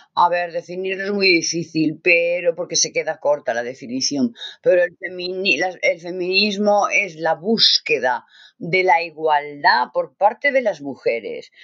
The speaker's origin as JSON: {"language": "Spanish", "region": "Catalonia", "country": "Spain", "also_born_or_lived": "Navarre", "said": "yo soy catalana"}